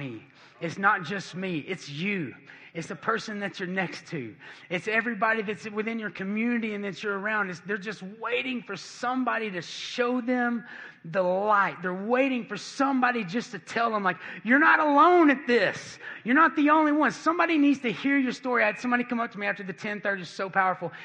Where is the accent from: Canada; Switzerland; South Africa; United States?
United States; Cleveland, Tennessee; moved away; I'm from Cleveland, Tennessee.